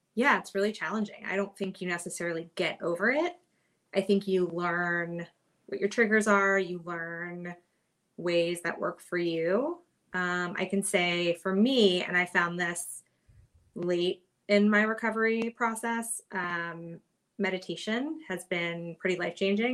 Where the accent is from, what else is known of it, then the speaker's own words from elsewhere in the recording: Kentucky, United States; moved away as an adult; also born or lived in New York; now in Hermosa Beach, United States; I am originally from Kentucky and I've kind of made my way out west um, over the years.